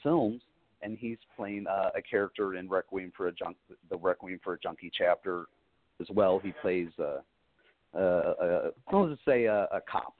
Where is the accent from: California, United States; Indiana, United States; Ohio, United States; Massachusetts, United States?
Indiana, United States; Valparaiso; from Indiana that I've my home state